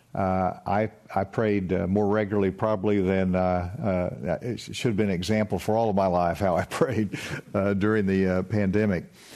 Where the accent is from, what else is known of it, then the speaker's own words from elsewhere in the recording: Spavinaw Creek, Arkansas, United States; I grew up in the Spavanaugh Creek, and, uh, I drank out of the creek